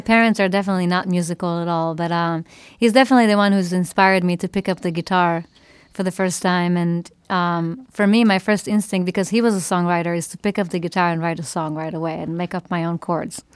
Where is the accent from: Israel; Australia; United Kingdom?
Israel; moved away; growing up in Israel, I listened to a lot of Israeli music